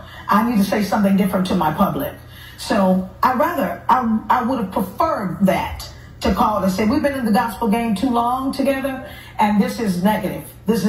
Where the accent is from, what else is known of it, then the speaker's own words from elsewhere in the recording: Houston, Texas, United States; who we're both from Houston, Texas